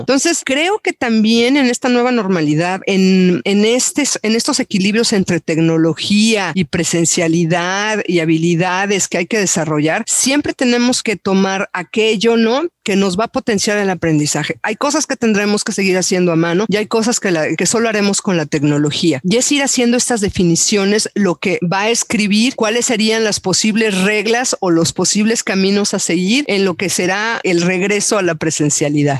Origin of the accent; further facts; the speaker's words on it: Mexico; como docentes mexicanos